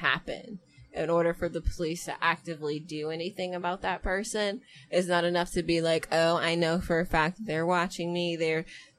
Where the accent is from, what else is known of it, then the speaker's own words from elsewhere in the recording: United States; we have as Americans